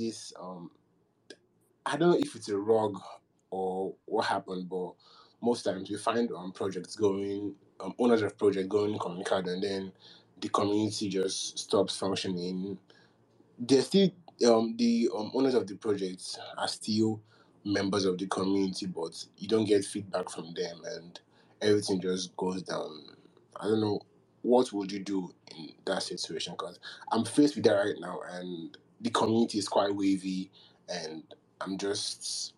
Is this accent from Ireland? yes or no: no; Nigeria; I'm Nigerian, and I've been in the crypto space for about since 2018.